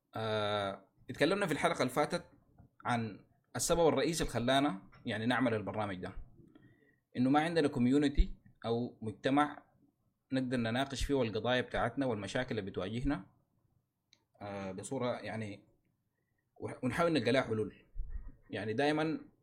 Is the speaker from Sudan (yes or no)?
yes; Sudan; نحن كسودانيين